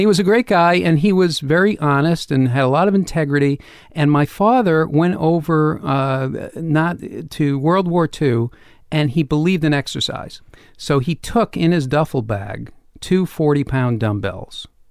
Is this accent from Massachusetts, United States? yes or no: yes; Boston, Massachusetts, United States; I grew up in Boston